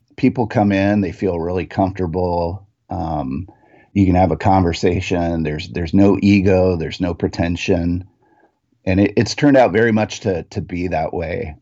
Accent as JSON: {"language": "English", "town": "Renton", "region": "Washington", "country": "United States", "tie": "born or raised there", "said": "I grew up in Renton, Washington"}